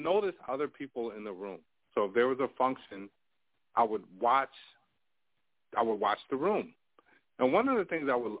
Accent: New York, United States; I grew up in New York

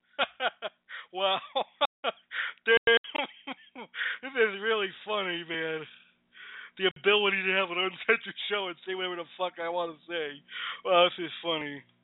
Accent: United States; I'm an American

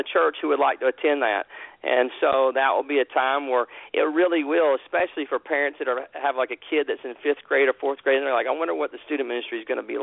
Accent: Atlanta, Georgia, United States; moved away as an adult; also born or lived in New Orleans, Louisiana; now in Texas, United States; I'm from Atlanta, Georgia. Grew up in the Atlanta area. I lived there for about 28 years

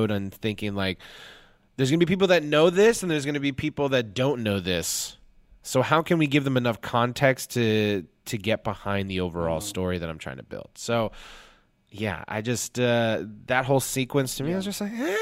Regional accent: Huntington Beach, California, United States; born or raised there

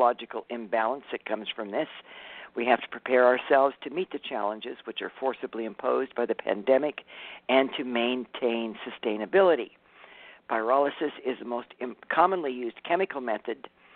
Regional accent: California, United States; I'm from California

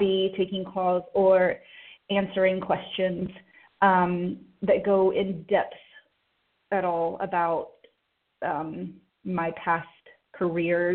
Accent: Oklahoma City, Oklahoma, United States; I was born in Oklahoma City, actually, at St. Anthony Hospital

